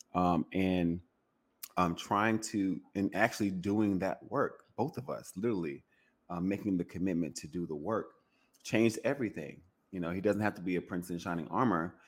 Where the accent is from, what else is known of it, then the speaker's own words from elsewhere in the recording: Louisiana, United States; I'm from Louisiana, you know, we're, you know, the birthplace of jazz